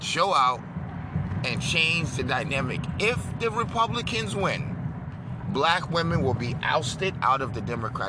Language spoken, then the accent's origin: English; New York, United States; I'm from New York, home of the Italians